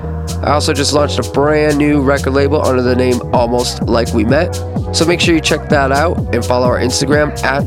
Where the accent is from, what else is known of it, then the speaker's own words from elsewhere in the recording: Minneapolis, Minnesota, United States; I am from Minneapolis, Minnesota.